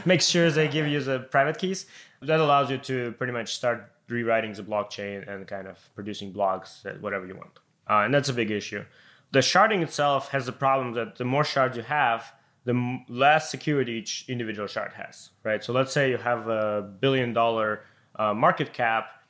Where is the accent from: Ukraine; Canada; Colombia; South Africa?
Ukraine; moved away; I'm coming from Ukraine